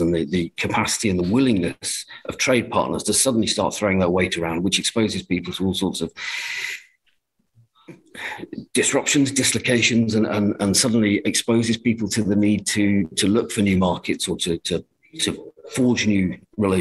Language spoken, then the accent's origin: English; England, United Kingdom; as an Englishman